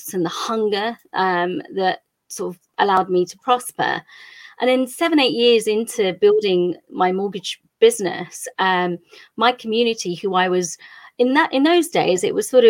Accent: England, United Kingdom; Country of origin is India. I was actually born here.

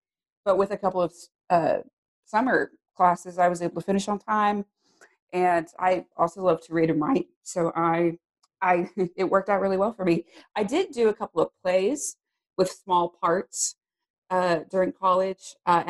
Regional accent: Arizona, United States; born there; now in Texas, United States; I'm actually not originally from Texas. I was born in Arizona.

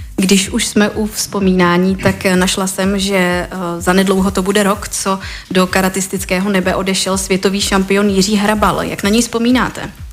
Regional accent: Czechia

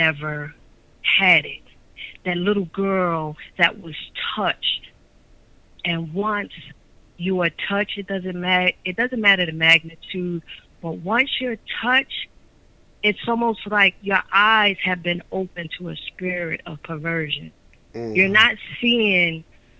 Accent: Sicklerville, New Jersey, United States; also born or lived in Atlantic City, New Jersey; I was born and raised in Atlantic City. I grew up in Sicklerville. I am now in Atlantic City

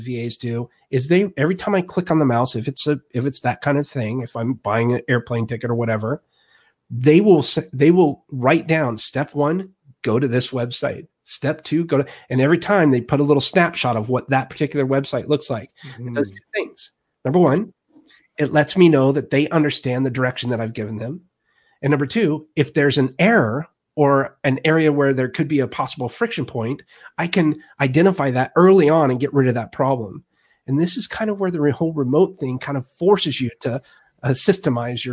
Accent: Alaska, United States; now in Missouri, United States; I grew up in Alaska

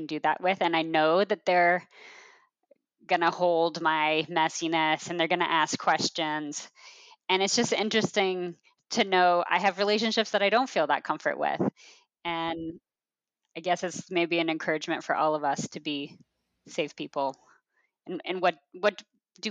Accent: Portland, Oregon, United States; also born or lived in Chicago; now in Portland, United States; I grew up in Portland

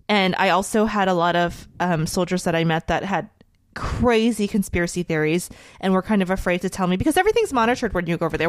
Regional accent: United States; a very, very proud American

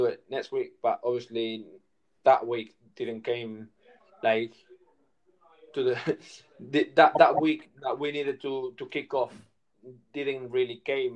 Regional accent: Barcelona, Catalonia, Spain; I'm from Barcelona

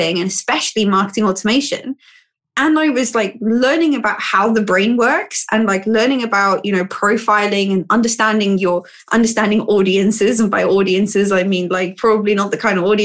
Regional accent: Cape Town, Western Cape, South Africa; moved away as an adult; now in United Kingdom; I'm actually from Cape Town in South Africa, and I came to the UK because I was offered a job placement

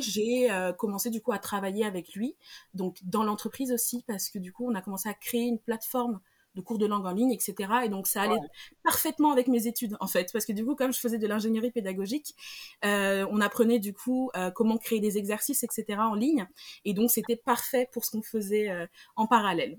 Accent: Senegal; moved away as an adult; now in Paris, France; Je suis née, j'ai grandi au Sénégal, donc le Wolof c'est une langue que je parle

